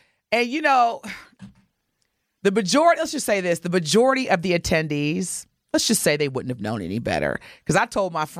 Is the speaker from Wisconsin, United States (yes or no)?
no; Southern Indiana, United States; now in Milwaukee, United States; Growing up in Southern Indiana too